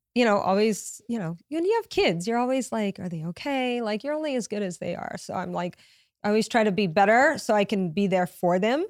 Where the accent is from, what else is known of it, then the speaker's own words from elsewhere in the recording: Louisiana, United States; moved away as an adult; also born or lived in Connecticut / New York; I have a huge family, but I'm from Louisiana